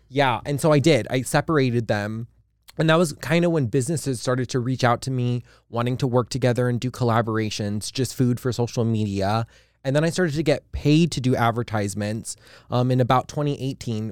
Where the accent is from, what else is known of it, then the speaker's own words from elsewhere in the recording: Hawaii, United States; I'm from Hawaii